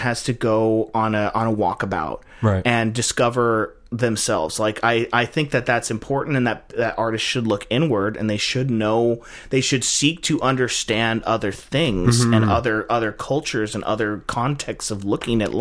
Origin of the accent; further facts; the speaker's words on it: United States; we're Americans, we live in a multiracial culture